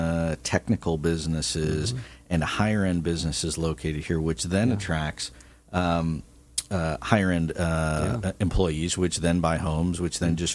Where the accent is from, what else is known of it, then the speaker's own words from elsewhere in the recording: Midwest, United States; now in Orange County, United States; I'm from the Midwest.